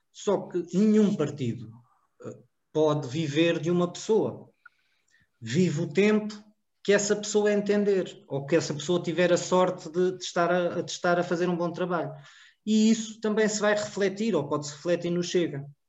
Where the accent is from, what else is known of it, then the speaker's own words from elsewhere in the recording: Cartaxo, Santarém District, Portugal; somos do cartaz